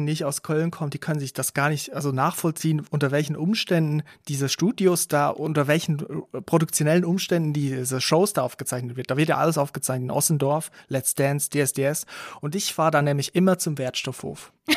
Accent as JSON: {"language": "German", "region": "Aargau", "country": "Switzerland", "tie": "born or raised there", "moved": "yes", "said": "ich bin in der Schweiz aufgewachsen"}